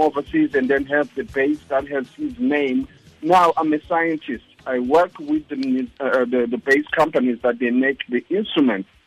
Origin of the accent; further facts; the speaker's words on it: Soweto, Gauteng, South Africa; first language Zulu; English is a second language; moved away as an adult; now in United States; I'm in Zulu from Soweto